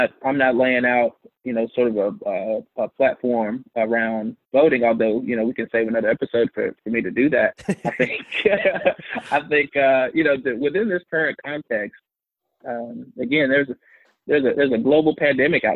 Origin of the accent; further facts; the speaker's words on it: Alabaster, Alabama, United States; moved away as an adult; now in Kentucky, United States; I'm from a place called Alabaster, Alabama.